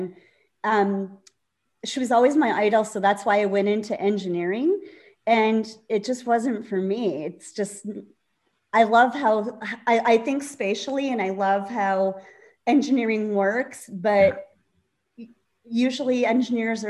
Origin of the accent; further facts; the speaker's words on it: Scranton, Pennsylvania, United States; moved away; I'm from Scranton, Pennsylvania.